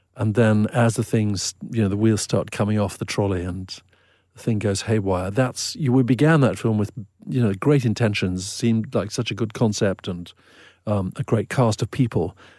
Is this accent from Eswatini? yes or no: yes; Eswatini; when I was a teenager in the seventies growing up in Swaziland